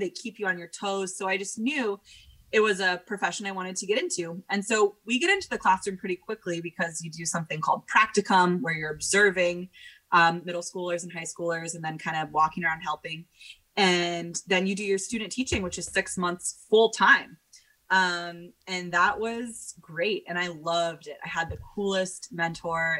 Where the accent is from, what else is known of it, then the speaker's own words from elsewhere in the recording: Portland, Oregon, United States; I got back to Portland, Oregon, which is my hometown